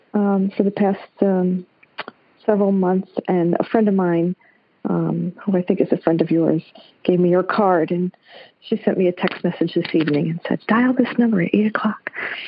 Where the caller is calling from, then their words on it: Connecticut, United States; I live in Connecticut.